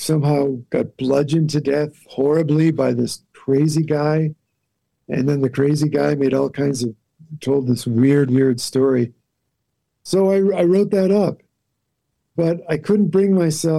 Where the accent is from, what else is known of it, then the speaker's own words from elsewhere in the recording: Wellesley, Massachusetts, United States; moved away as an adult; also born or lived in Los Angeles / New York; now in Santa Fe, United States; I grew up in Wellesley, Massachusetts